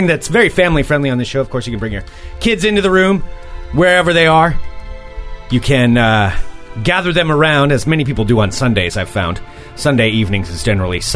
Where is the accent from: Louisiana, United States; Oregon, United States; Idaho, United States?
Oregon, United States; I'm from Oregon originally